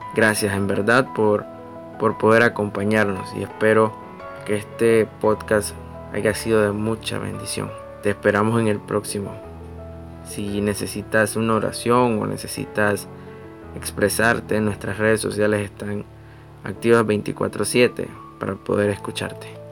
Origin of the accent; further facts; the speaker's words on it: Nicaragua; soy nicaragüense